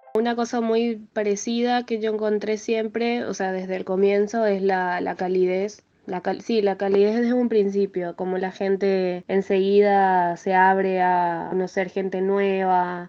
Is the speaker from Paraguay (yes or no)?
yes; Asunción, Paraguay; moved away as an adult; now in Buenos Aires, Argentina; nací en Asunción, en Paraguay, y estoy viviendo hace 5 años en Buenos Aires.